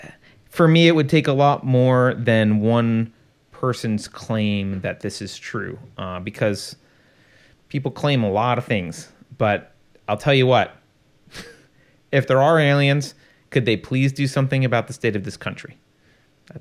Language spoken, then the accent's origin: English; United States; I'm American. I'm not a European. And I'm a proud American